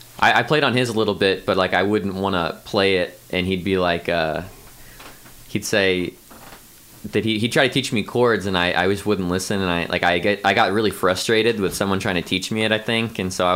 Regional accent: Columbia, Missouri, United States; born or raised there

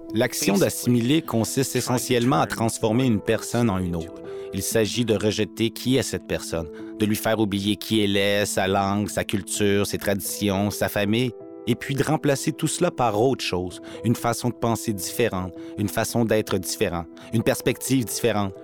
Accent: Little Peguis, north of Winnipeg, Manitoba, Canada; Je suis Anishinaabe de Little Peguis ou de St. Peter's Indian Settlement, juste au nord de Winnipeg.

